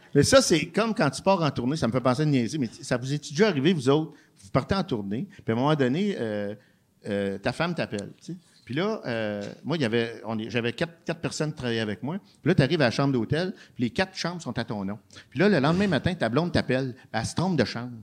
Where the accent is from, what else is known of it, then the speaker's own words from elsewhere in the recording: Quebec City, Quebec, Canada; je viens de Québec.